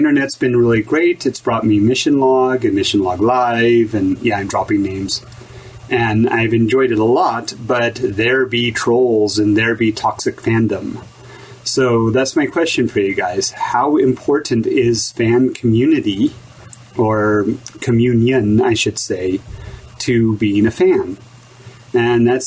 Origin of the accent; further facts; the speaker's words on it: Nevada, United States; moved away as an adult; now in Japan; I grew up in Nevada